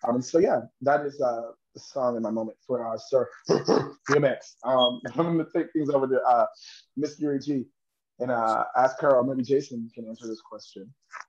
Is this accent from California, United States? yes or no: no; New York City, New York, United States; I'm from Harlem, New York, here right now, currently in Harlem, New York.